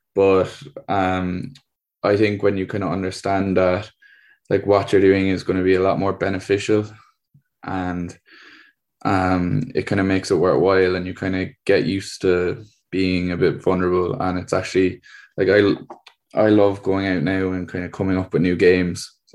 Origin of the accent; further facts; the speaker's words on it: Cork, Munster, Ireland; I'm from Cork in the state of Ireland.